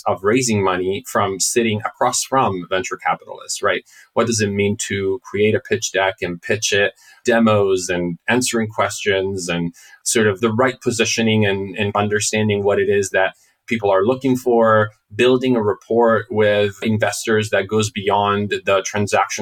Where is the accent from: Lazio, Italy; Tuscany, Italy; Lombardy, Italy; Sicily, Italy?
Lombardy, Italy; Milan; moved away as an adult; now in United States; I grew up in Milan